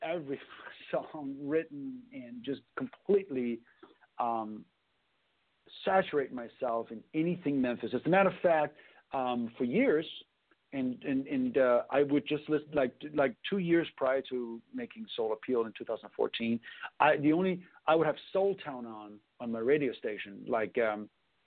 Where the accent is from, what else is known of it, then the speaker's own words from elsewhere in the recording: Copenhagen, Capital Region of Denmark, Denmark; now in United States; when I grew up in Copenhagen in the 80s